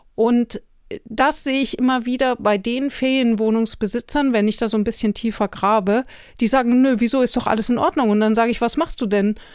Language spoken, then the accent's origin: German; Germany; für uns als Deutsche